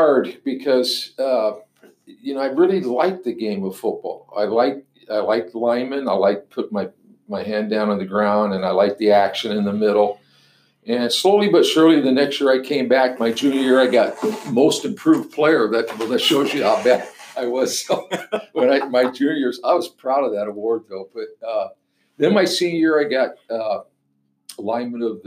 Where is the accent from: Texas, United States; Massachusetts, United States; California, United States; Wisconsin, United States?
California, United States; La Mirada; moved away as an adult; also born or lived in Pomona, California / Nebraska; I was born and raised in Southern California, and I was born in Pomona and raised in La Mirada, California